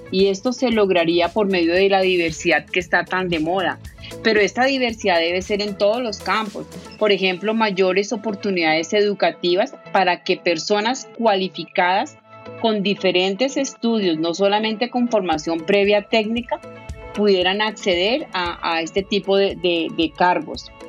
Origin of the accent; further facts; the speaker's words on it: Colombia; un importante banco multinacional con sede en mi país Colombia